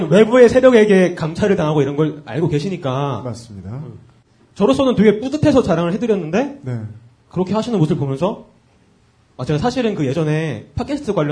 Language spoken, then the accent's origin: Korean; Incheon, South Korea; 인천에서 온 24살입니다.